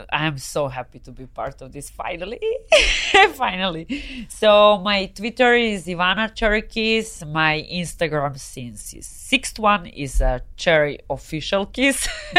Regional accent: Serbia; accent: hard accent; English is a second language; moved away as an adult; also born or lived in Spain; now in Los Angeles, United States; This is just Serbian way of talking.

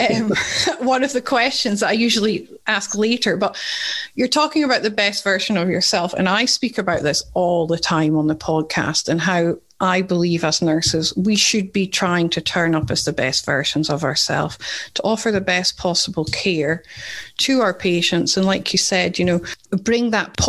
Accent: Scotland, United Kingdom; accent: Scottish; now in Perth, Australia; It's speaking to a fellow Scot.

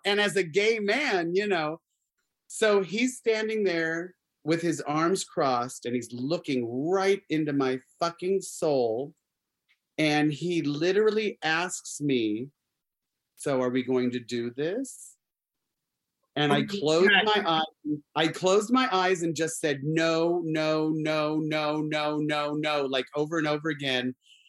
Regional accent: Arizona, United States; Oh yeah, I grew up in Arizona, so

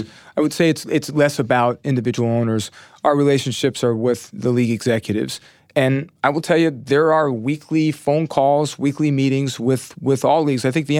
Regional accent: New York, United States; I grew up right outside of the Bronx in Westchester County, maybe 15 miles north of the stadium.

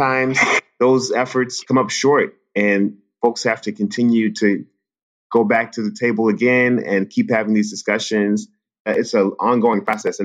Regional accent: Washington, District of Columbia, United States; growing up in the Washington, D.C. area

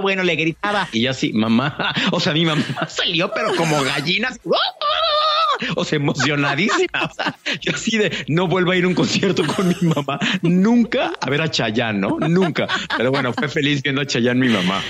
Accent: Mexico; como yo que crecimos con el OTI en México

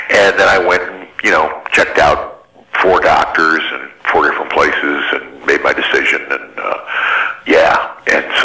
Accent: Ann Arbor, Michigan, United States; also born or lived in Detroit, Michigan; I was from Detroit, you know, and, and via Ann Arbor, where I grew up. I moved there when I was five.

